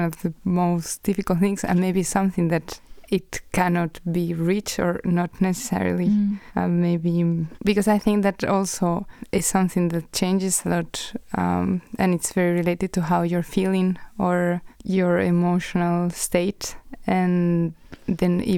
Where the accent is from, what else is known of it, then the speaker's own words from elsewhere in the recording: Madrid, Community of Madrid, Spain; moved away as an adult; now in Denmark; I am from Spain, from Madrid.